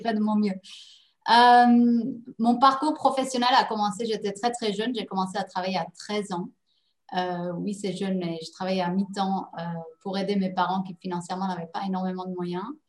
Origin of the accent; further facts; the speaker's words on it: Netherlands; also born or lived in Paris, France; now in Dubai, United Arab Emirates; Je suis néerlandaise d'origine, donc je parlais la langue